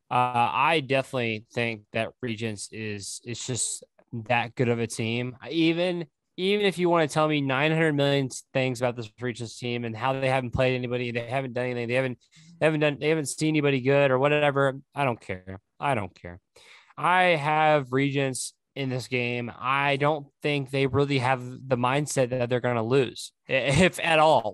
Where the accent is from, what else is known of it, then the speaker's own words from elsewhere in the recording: Oklahoma, United States; I'm from Oklahoma